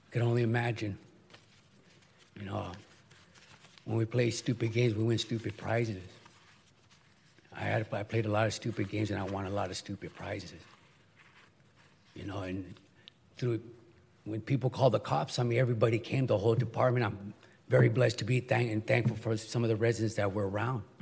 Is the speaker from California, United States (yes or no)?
yes; Garden Grove, California, United States; I grew up in Garden Grove